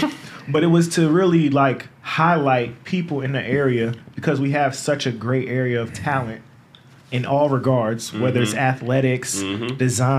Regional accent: Chesapeake, Virginia, United States; also born or lived in Norfolk / Portsmouth / Atlanta; I'm from Virginia Beach, even though I grew up out Chesapeake and we used to live out in Norfolk. But I always say, I'm from Virginia Beach.

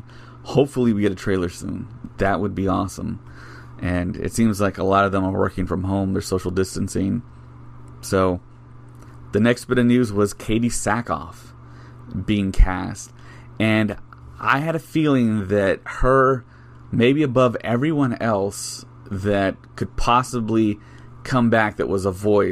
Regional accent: South Texas, United States; I'm from South Texas

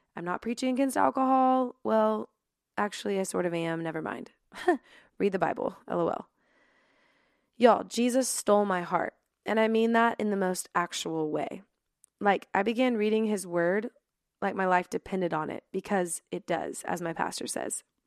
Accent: Dallas, Texas, United States; also born or lived in Littleton, Colorado; I'm originally from Dallas, Texas, but was born in Littleton, Colorado. I'm definitely a Texas girl, though

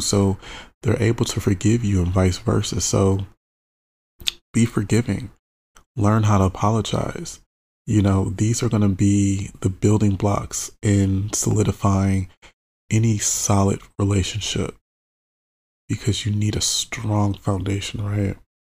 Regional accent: Michigan, United States; I'm born and raised in Michigan

